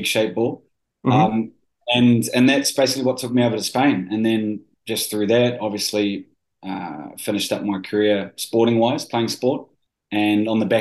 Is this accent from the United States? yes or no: no; New Zealand; I am a Kiwi. I grew up in New Zealand.